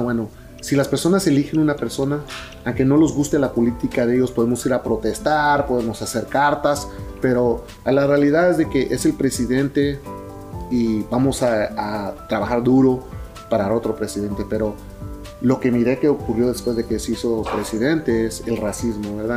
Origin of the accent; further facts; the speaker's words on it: Preston, Idaho, United States; accent: Mexican Spanish; now in Burien, United States; Yo nací en, Preston, Idaho